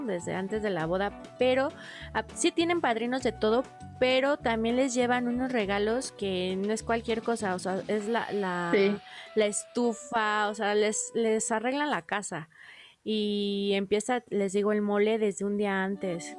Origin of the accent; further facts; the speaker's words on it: Mexico; como mexicano